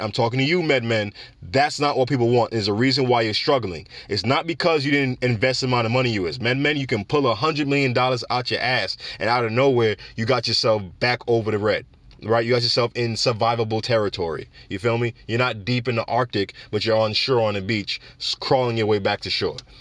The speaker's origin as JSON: {"language": "English", "country": "Jamaica", "said": "my home country of Jamaica"}